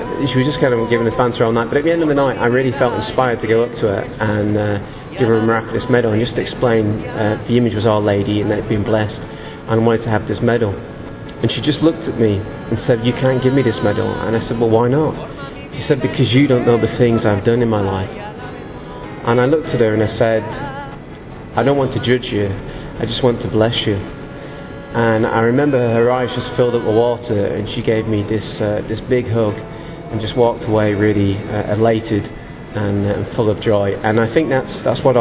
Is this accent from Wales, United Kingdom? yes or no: no; Manchester, North West England, United Kingdom; I'm from Manchester in England.